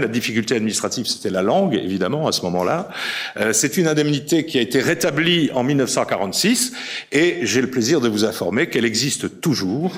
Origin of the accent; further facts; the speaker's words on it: Hagondange, Grand Est, France; je suis d'Agondange